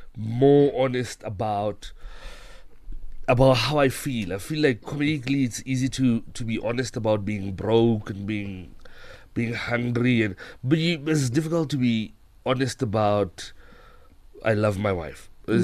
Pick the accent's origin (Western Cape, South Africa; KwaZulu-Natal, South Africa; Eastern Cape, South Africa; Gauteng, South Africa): Gauteng, South Africa; Pretoria; moved away as an adult; now in Cape Town, South Africa; I'm from Mabubani. Yes. In Pretoria. I live in Cape Town now.